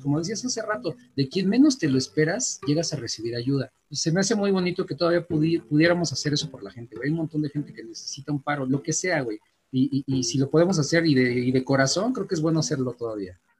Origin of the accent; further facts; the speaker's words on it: Mexico; also born or lived in Gustavo A. Madero, Mexico City; hay que apoyarnos como mexicanos